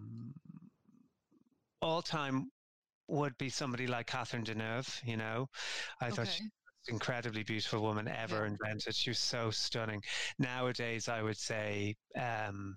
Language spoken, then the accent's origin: English; Ireland; we're Irish